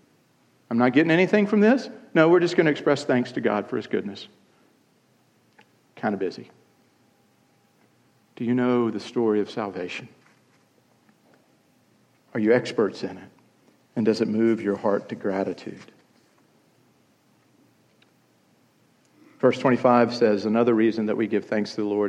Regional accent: Columbia, South Carolina, United States; on February 26, 1968, in Columbia, South Carolina

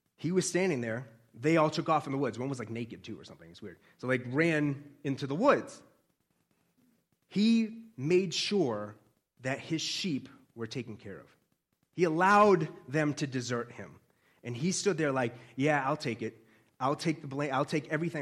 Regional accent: Boston, Massachusetts, United States; accent: Boston; I'm a Bostonian

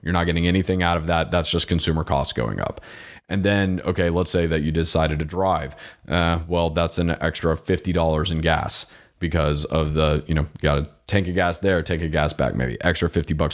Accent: Florida, United States; I'm from Florida

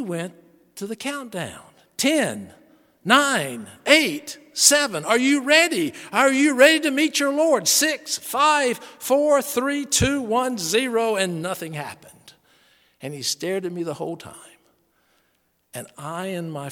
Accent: Charlotte, North Carolina, United States; The Billy Graham Evangelistic Association I grew up on in Charlotte, North Carolina

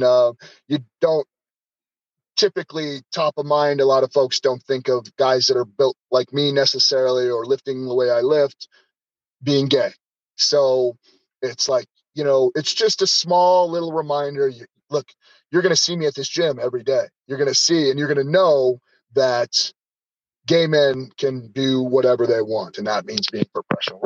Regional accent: Denver, Colorado, United States; moved away; Denver's my hometown, but I've kind of been away obviously for a long time.

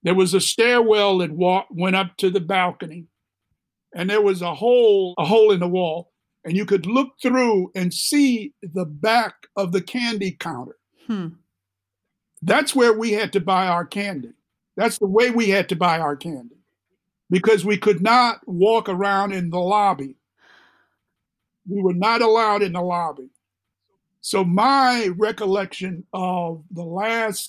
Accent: Chicago, Illinois, United States; also born or lived in Jackson, Mississippi / Crystal Springs, Mississippi / Liberia; We moved from there in 1944 to the south side of Chicago

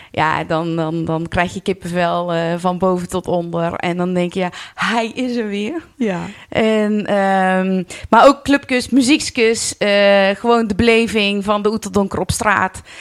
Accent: Vught, North Brabant, Netherlands; born there; now in Oeteldonk, Netherlands; Ik ben 49 jaar en eh, geboren in Vught. En al sinds mijn studententijd woonachtig in Oeteldonk.

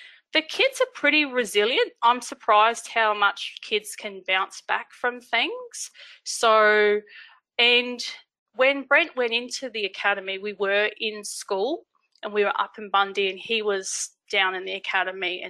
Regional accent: Logan, Queensland, Australia; moved away as an adult; also born or lived in Gold Coast / Bundaberg / Gympie / Charleville; now in Mungallala, Australia; I grew up in Logan in Brisbane

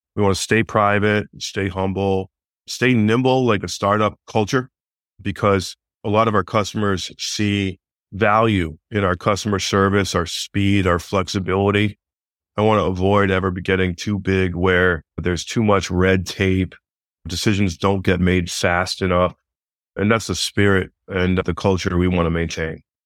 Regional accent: Northern Vermont, United States; moved away as an adult; also born or lived in Massachusetts; I'm from Northern Vermont. I used to work for my father, who was a builder

